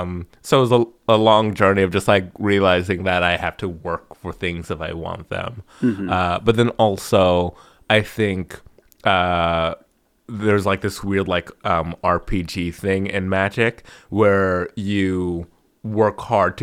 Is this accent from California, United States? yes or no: yes; Los Angeles, California, United States; I'm just gonna go to Hollywood, and I'm from Los Angeles.